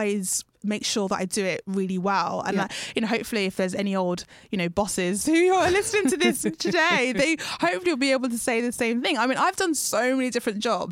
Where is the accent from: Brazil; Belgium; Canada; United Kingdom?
United Kingdom; I'm British Ghanaian